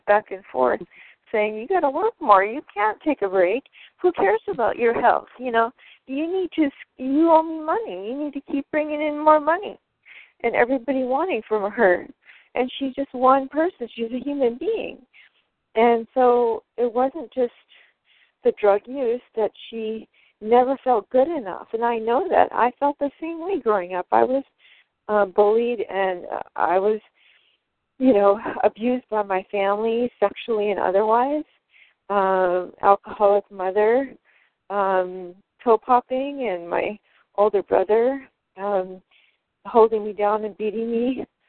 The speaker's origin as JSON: {"language": "English", "region": "Michigan", "country": "United States", "also_born_or_lived": "Wisconsin", "moved": "yes", "lives_now": "San Diego, United States", "said": "I'm from Michigan originally"}